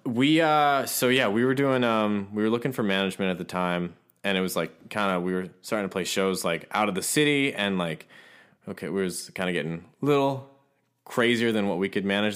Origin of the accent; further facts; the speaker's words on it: Ohio, United States; also born or lived in Los Angeles; now in Nashville, United States; I'm originally from Ohio